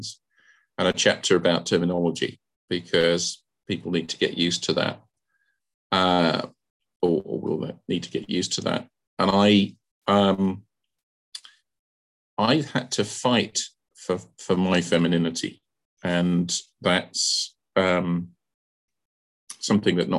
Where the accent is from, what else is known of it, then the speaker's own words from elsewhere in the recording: London, United Kingdom; I'm a Londoner born and bred